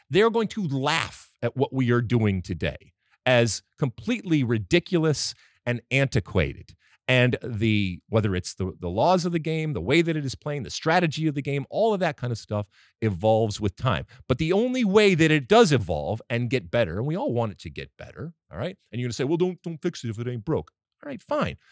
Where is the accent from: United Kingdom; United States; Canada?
United States; I'm American